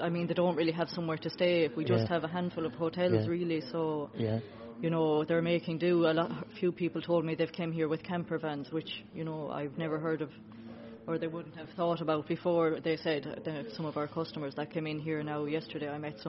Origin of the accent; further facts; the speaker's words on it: Lisdoonvarna, County Clare, Ireland; Yeah, I'm actually from Listunvarna, so I've grown up here all my life.